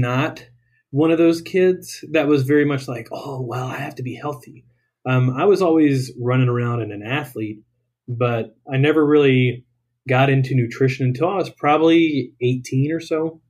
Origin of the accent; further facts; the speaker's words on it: Greensboro, North Carolina, United States; moved away as an adult; I am from originally Greensboro, North Carolina. So it's dead center of the state. That's where I grew up. I spent 18 years there.